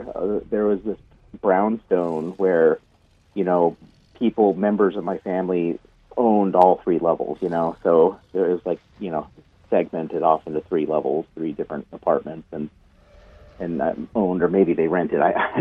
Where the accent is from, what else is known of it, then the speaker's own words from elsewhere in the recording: Chicago, Illinois, United States; born there; also born or lived in New Mexico; so I was born in Chicago, but I lived in New Mexico